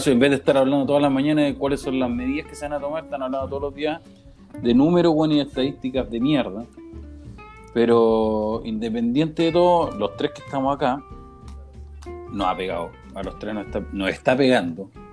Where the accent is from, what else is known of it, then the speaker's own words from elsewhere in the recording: Temuco, Araucanía, Chile; soy de Temuco